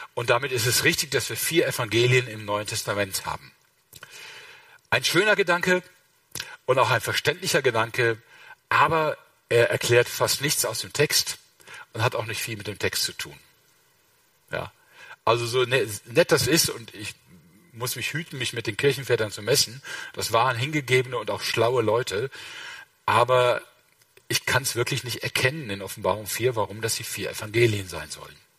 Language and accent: German; Rhineland, Germany; ich bin Rheinländer